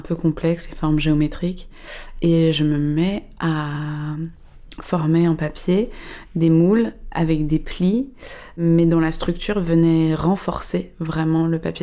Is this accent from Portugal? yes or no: no; Paris, Île-de-France, France; je suis parisienne.